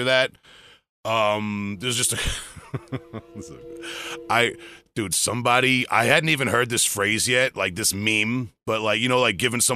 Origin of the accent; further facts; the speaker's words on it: New York, United States; I'm trying to work on my accent for when we go out of state so people don't know I'm from New York